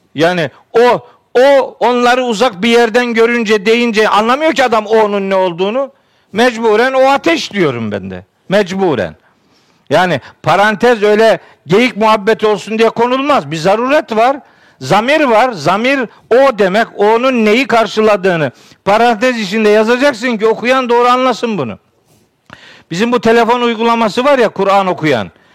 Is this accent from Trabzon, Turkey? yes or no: yes; Trabzon, Turkey; Elhamdülillah, Trabzonluyum